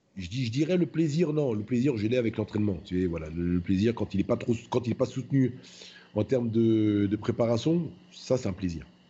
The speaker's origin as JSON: {"language": "French", "country": "France", "said": "je suis français"}